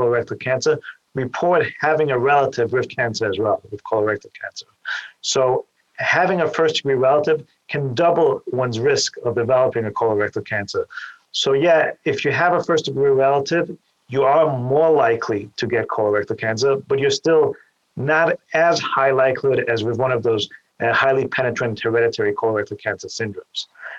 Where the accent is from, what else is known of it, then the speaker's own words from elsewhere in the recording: Vienna, Austria; moved away as an adult; also born or lived in New York City, United States; now in Cleveland, United States; I'm originally from Vienna, Austria, and I came here to the Cleveland Clinic after doing my general surgery training in New York